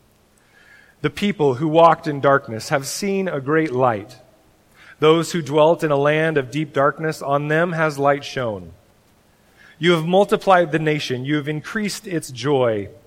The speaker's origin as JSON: {"language": "English", "region": "Oregon", "country": "United States", "said": "I'm from Oregon"}